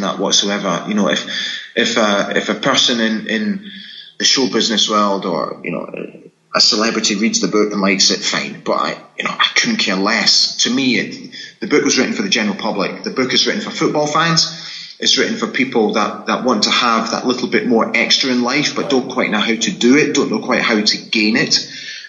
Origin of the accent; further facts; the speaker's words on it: Scotland, United Kingdom; accent: Scottish; my Scottish accent